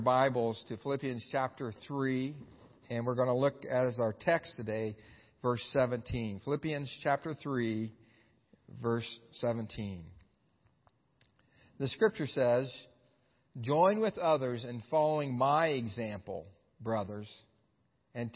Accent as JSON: {"language": "English", "town": "Xenia", "region": "Ohio", "country": "United States", "tie": "born or raised there", "said": "my hometown of Xenia, Ohio"}